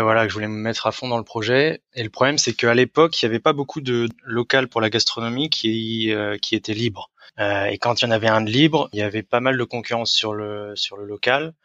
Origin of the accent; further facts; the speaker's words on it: Rennes, Brittany, France; moved away as an adult; now in Düsseldorf, Germany; j'ai 31 ans, je viens de Rennes, et j'habite à Düsseldorf